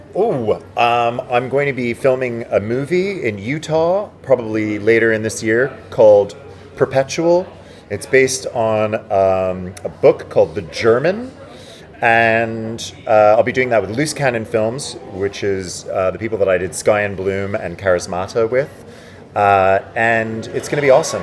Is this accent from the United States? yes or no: no; Montreal, Quebec, Canada; now in United Kingdom; very cold in Montreal, which is where I'm from, which is the French part. Um, I grew up in a place called Ville d'Anjou